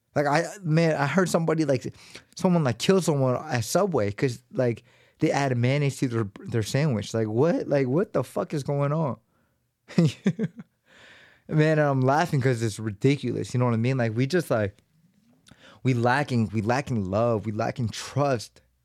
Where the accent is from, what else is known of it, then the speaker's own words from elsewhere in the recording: United States; born and raised in America